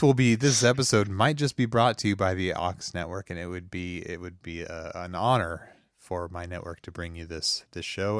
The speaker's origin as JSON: {"language": "English", "area": "the Ozarks", "region": "Missouri", "country": "United States", "said": "I'm from, uh, Missouri, U S A, a little place called the Ozarks"}